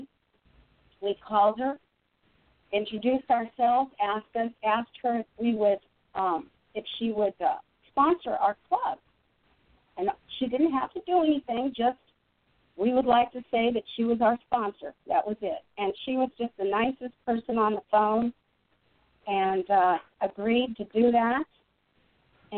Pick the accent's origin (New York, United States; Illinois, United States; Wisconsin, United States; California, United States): Illinois, United States; Park Forest; where I grew up in Park Forest